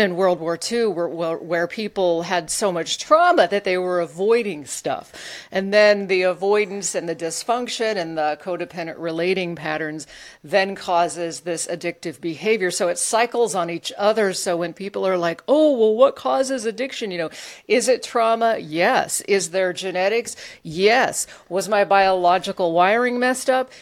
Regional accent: Alaska, United States; I grew up in Alaska

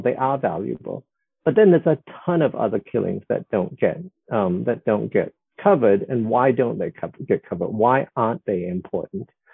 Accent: Singapore; I was born in 1961 in Singapore, which was still a British colony

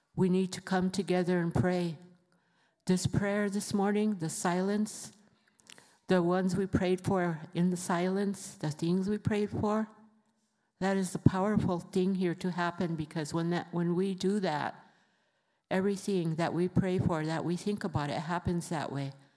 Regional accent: Rosebud, South Dakota, United States; I come from the Sichenghu Lakota Reservation in Rosebud, South Dakota

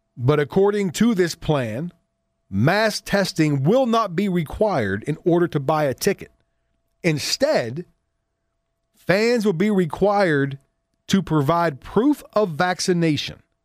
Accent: Southwest PA, Pennsylvania, United States; I grew up in Southwest P A and we called them dippy eggs

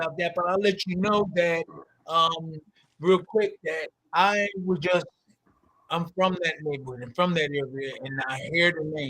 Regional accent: New Jersey, United States; Yeah, I was born and raised in South

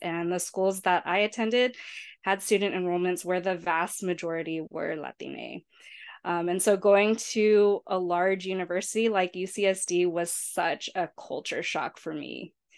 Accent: San Diego, California, United States; I was born and raised in San Diego, California, and grew up in the South Bay, so just a few minutes away from the U S Mexico border

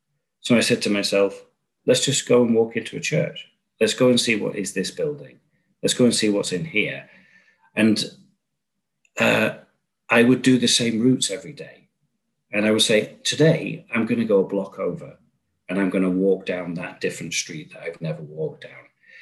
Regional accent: Chicago, Illinois, United States; I'm from Chicago, I was in Chicago.

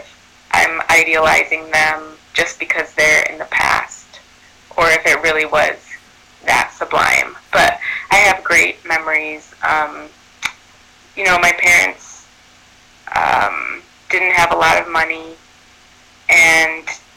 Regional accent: Chicago, Illinois, United States; also born or lived in Evanston, Illinois; I grew up on the north side of Chicago in a neighborhood called Rogers Park. And then I would say I grew up there and also in Evanston

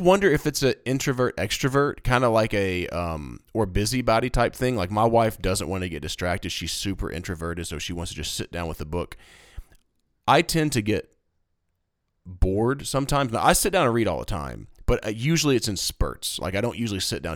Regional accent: East Tennessee, United States; I was born in East Tennessee

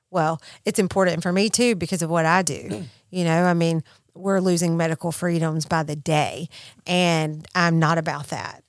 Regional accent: Mississippi, United States; I'm from Mississippi

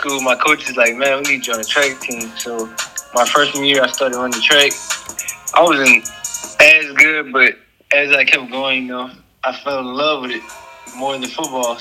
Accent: Gretna, Louisiana, United States; moved away as an adult; also born or lived in Metairie, Louisiana / Jonesboro, Arkansas; now in Arkansas, United States; I'm from Gretna, Louisiana, but I went to school in Metairie.

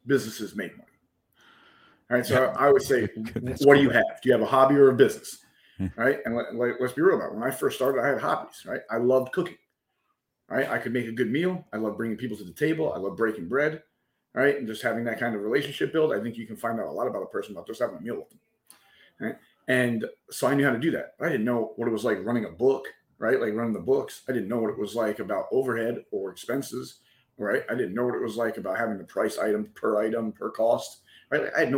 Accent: New York City, New York, United States; also born or lived in Virginia / Pennsylvania / Delaware / Mobile, Alabama; But I'm originally from New York City, but bounced around a little bit all over. My family was military, so we kind of Virginia, PA, New York, Delaware, up and down the East Coast, Mobile, Alabama for a very short second

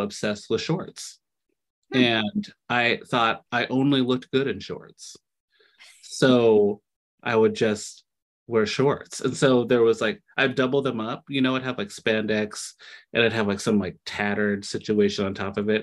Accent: Lacey, Washington, United States; I'm from Lacey, Washington, which is definitely not a metropolitan kind of like trendsetter zone

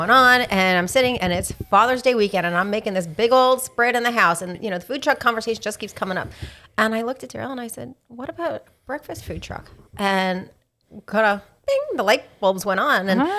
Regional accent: New York, United States; moved away; I grew up in New York.

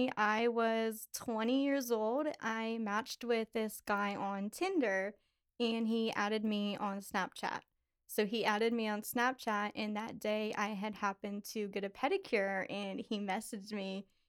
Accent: Pittsburgh, Pennsylvania, United States; now in Lancaster, United States; I am 23. I'm originally from Pittsburgh and I live in Lancaster.

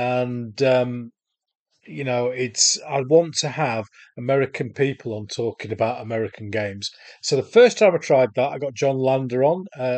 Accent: Solihull, West Midlands, United Kingdom; I'm from Solihull in the West Midlands in the UK. So we're going to America to talk to a Brit.

